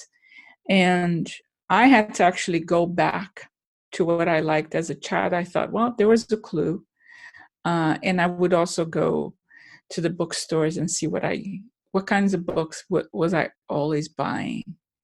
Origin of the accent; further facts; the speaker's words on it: Brazil; moved away as an adult; I'm from Brazil